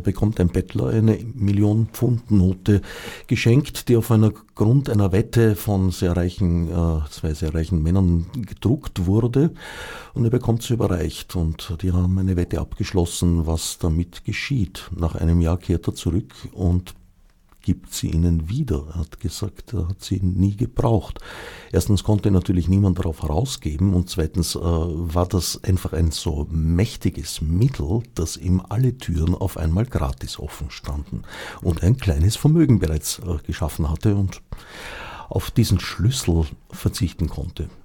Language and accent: German; Austria; also born or lived in Switzerland; indem ich eine Zeit lang als Österreicher in der Schweiz war